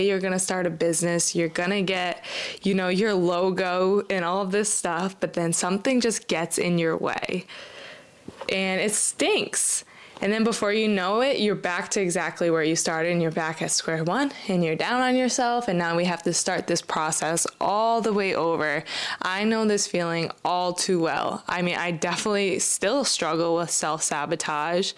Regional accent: Rhode Island, United States; I'm from Rhode Island

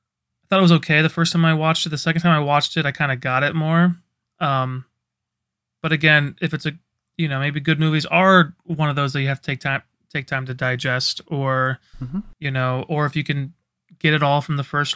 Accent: Iowa, United States; Hey, I'm from Iowa.

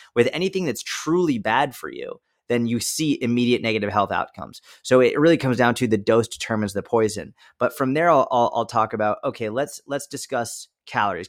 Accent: just outside of Boston, Massachusetts, United States; grew up just outside of Boston, Massachusetts

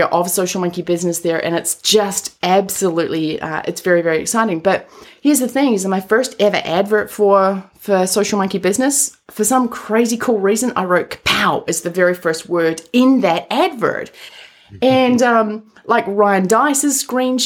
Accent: New Zealand; moved away; also born or lived in Colorado; I'm from New Zealand

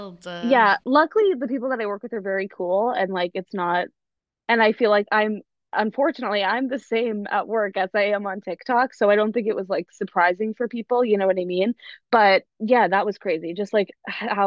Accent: Boston, Massachusetts, United States; I'm from Boston.

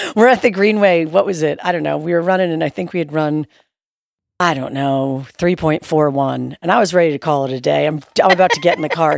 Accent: New York, United States; moved away; we're from New York

